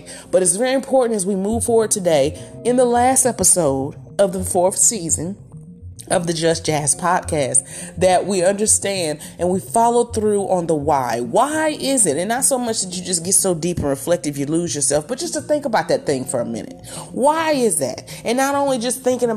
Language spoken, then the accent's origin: English; southern Mississippi, United States; this is my hometown area, but in the middle of the deep south of southern Mississippi